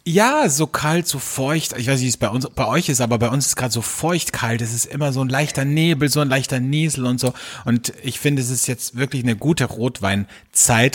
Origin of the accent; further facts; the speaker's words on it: Austria; bei uns in Österreich